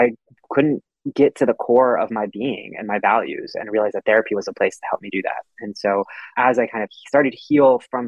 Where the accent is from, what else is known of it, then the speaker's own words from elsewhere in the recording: Houston, Texas, United States; I grew up in Houston, you know, as a male in a conservative culture